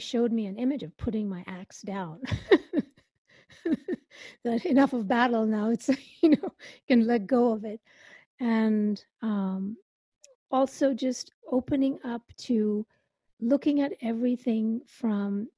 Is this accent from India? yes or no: yes; India; I come from India, so I believe in past lives